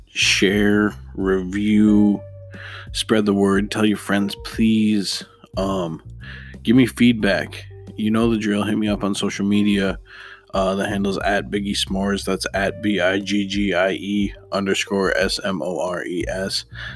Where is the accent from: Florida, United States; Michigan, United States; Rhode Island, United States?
Michigan, United States; Detroit; Obviously, I am from Detroit, so I don't know much.